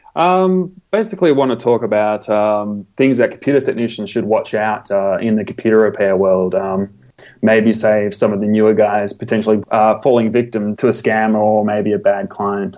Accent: Australia; I'm an Australian computer technician

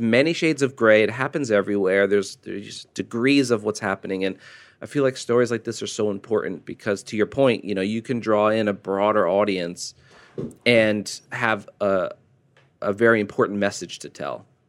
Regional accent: United States; As an American

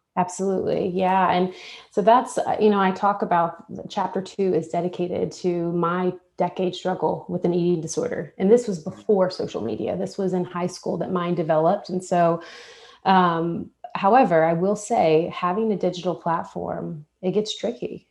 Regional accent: Texas, United States; moved away as an adult; now in Nashville, United States; I'm from Texas

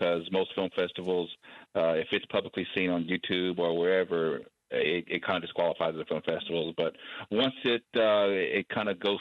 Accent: Oklahoma, United States; also born or lived in Standing Pine, Mississippi; I'm from Oklahoma

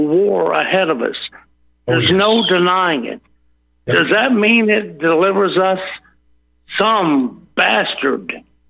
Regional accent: the South, United States; I'm a Southerner by the grace of God.

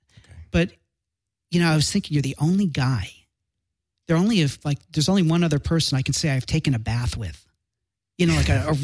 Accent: Chicago, Illinois, United States; now in Los Angeles, United States; I'm from Chicago. I didn't grow up here, so I don't have a lot of friends and family here

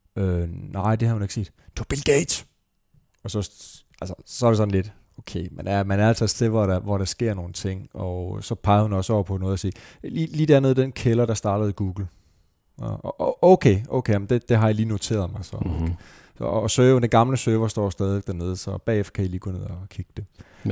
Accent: Esbjerg, Southern Denmark, Denmark; min fødeby, Esbjerg

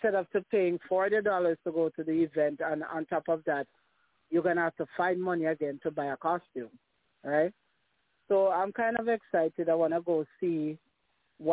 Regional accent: Jamaica; as a Jamaican

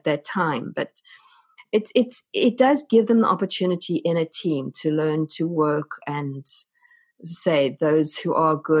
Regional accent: South Africa; accent: South African; moved away as an adult; You may notice my accent. I'm South African, and we moved across from South Africa when my oldest child was 12.

